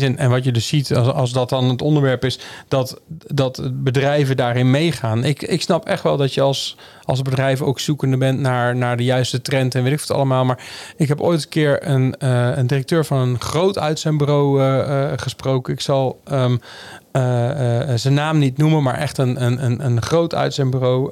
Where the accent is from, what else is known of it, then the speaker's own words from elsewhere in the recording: North Brabant, Netherlands; moved away; also born or lived in Amsterdam; ik kom uit Brabant